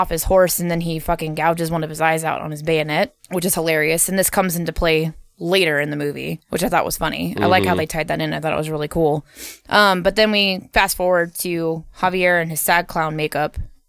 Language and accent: English; California, United States; I'm like, I came from California. So of course I knew about it.